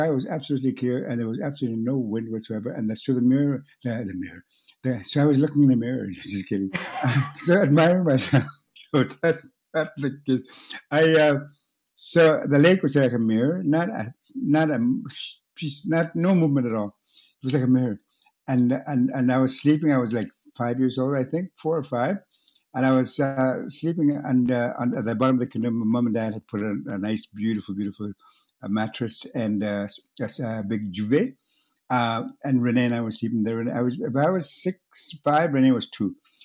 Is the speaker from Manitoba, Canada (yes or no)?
yes; Northern Manitoba, Canada; first language Cree; English is a second language; moved away; I'm Cree from Northern Manitoba